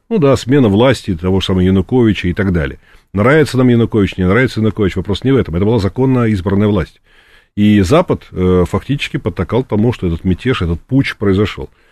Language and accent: Russian; Moscow, Russia; Я сам коренной москвич, причем не, не в первом поколении, а в каком-то там, я уж не помню, пятом или шестом